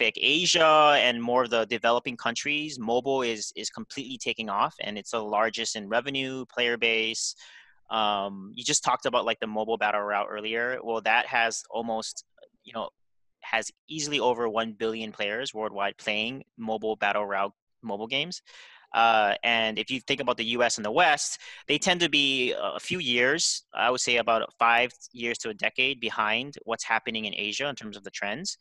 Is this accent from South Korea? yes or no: yes; South Korea; I grew up in Korea.